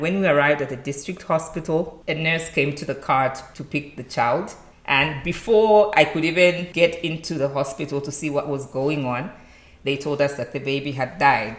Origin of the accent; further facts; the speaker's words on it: Zambia; moved away as an adult; now in Rwanda; I'm from Zambia and currently working in Rwanda